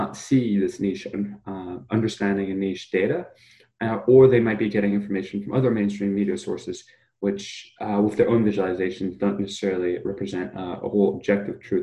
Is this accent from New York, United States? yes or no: yes; New York, United States; also born or lived in Germany; moved to New York when I was five